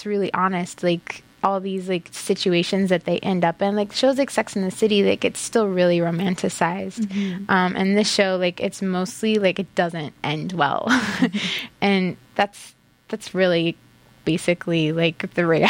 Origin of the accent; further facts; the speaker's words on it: Iowa, United States; I grew up in Iowa, but ethnically, I'm Norwegian